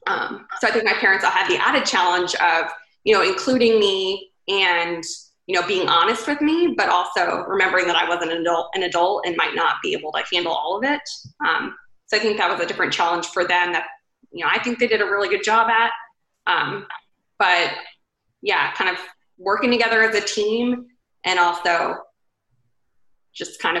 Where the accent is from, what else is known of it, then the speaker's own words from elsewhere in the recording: Raleigh, North Carolina, United States; moved away as an adult; also born or lived in Atlanta, Georgia; now in Charleston, United States; I am from Raleigh, North Carolina.